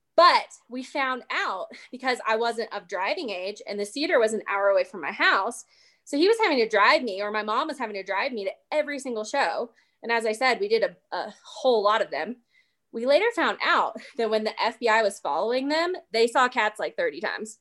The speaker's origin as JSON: {"language": "English", "region": "East Tennessee", "country": "United States", "tie": "born or raised there", "moved": "yes", "said": "I'm originally from East Tennessee, and growing up, my mom owned a dance studio"}